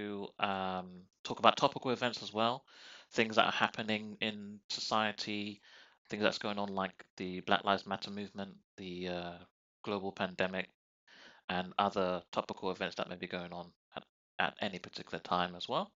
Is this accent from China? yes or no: no; London, United Kingdom; I'm from South London